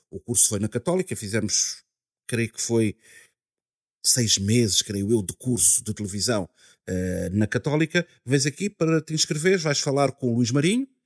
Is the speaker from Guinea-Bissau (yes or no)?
yes; Guinea-Bissau; Eu sou da Guiné-Bissau.